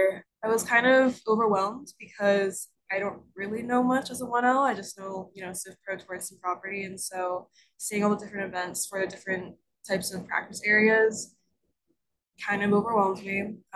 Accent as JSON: {"language": "English", "town": "Dallas", "region": "Texas", "country": "United States", "said": "I'm from Dallas, I'm a 1L"}